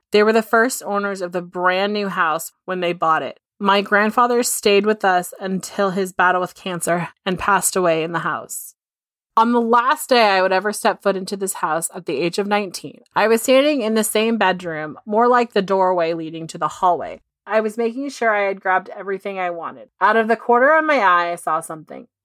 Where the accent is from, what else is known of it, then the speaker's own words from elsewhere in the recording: Tukwila, Washington, United States; I grew up in Tuckawilla, Washington, most famously known for the Green River Killer, Gary Ridgway, as my city was his dumping grounds for many years. It's about a 15 20 minute drive from downtown Seattle.